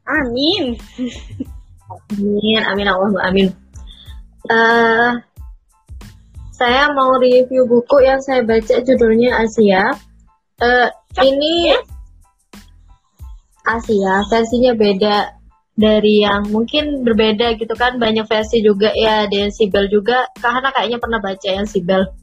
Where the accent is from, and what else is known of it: Jember, East Java, Indonesia